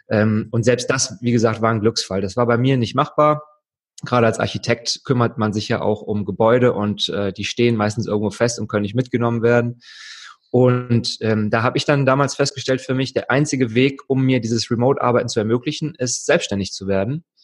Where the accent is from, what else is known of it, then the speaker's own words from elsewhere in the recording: Wuppertal, North Rhine-Westphalia, Germany; Ich komme aus Wuppertal ursprünglich. ähm, das ist gar nicht mal so weit weg von Köln, deswegen freue ich mich, ein bisschen in der Heimat vorbeizuschauen.